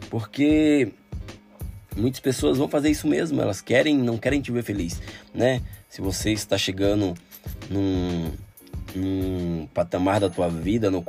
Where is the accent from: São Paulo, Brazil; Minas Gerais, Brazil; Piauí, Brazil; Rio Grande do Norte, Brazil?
Rio Grande do Norte, Brazil; ah, eu sou potiguar, ah, o Rio Grande do Norte é Paraíba, né?